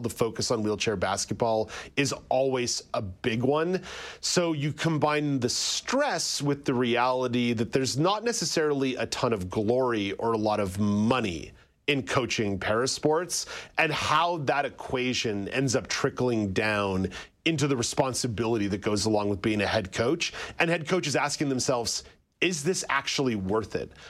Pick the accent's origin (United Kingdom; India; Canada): Canada; Montreal, Quebec; I, I grew up in Montreal